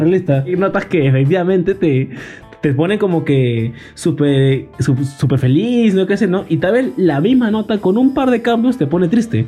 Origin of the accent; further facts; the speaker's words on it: Peru; nosotros que somos de Perú, país vecino